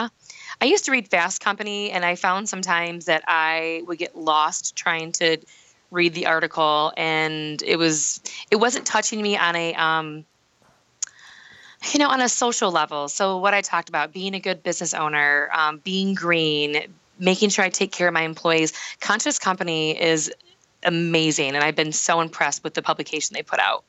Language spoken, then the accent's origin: English; Michigan, United States; we work all over the state of Michigan, but my hometown had to be the place where the people understood what I did the best